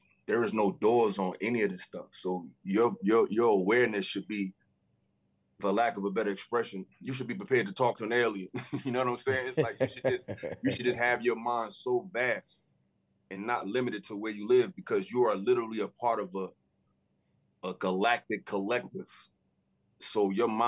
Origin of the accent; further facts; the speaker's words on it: Newark, New Jersey, United States; my hometown, Newark, New Jersey